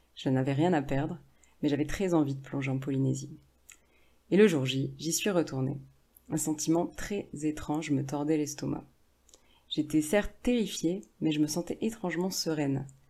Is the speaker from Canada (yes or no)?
no; France; moi, qui suis française.